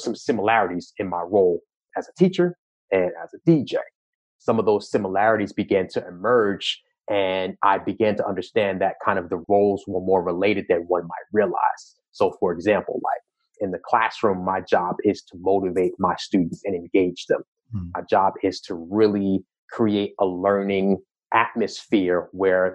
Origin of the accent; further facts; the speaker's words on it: Long Island, New York, United States; I grew up in New York, right? And specifically Long Island